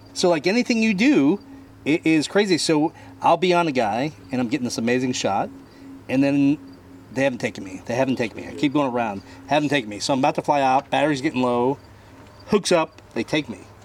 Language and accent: English; Bardstown, Kentucky, United States; I'm from Bardstown, Kentucky.